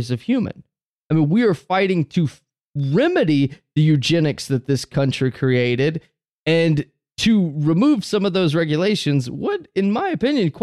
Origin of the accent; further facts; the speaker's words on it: the South, United States; I'm from the South down here